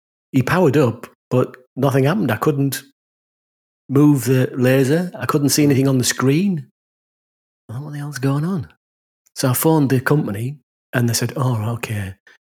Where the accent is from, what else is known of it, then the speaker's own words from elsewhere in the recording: the north of England, United Kingdom; accent: northern; my northern accent